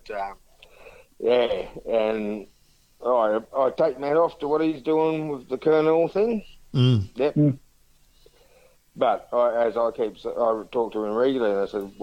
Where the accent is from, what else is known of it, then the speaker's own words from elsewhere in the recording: Gunning, New South Wales, Australia; I grew up in Gunning as a kid